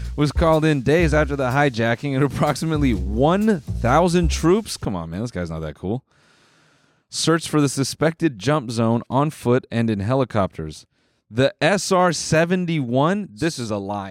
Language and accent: English; Canada; we're Canadian.